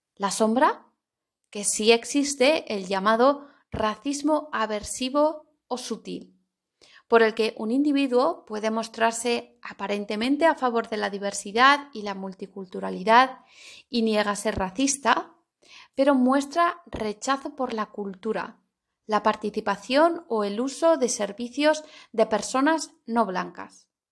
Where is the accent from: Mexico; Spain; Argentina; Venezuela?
Spain